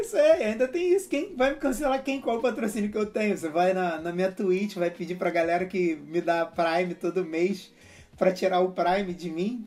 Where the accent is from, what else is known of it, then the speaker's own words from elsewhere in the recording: Rio de Janeiro, Brazil; eu sou carioca